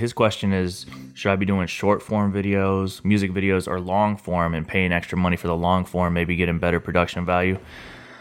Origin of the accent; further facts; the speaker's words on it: St. Louis, Missouri, United States; I'm from St. Louis